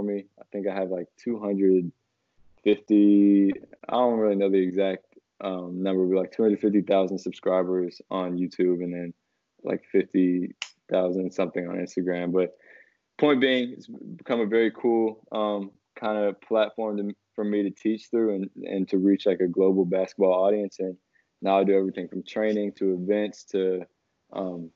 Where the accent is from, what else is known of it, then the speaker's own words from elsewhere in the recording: Washington, District of Columbia, United States; I'm from Washington, D.C., so it's like a very good basketball area.